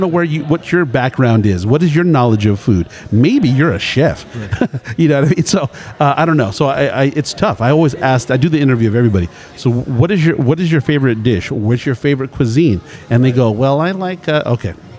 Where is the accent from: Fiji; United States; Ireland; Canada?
United States; Culver City, California; I, grew up in a Jewish neighborhood, mm-hmm. Culver City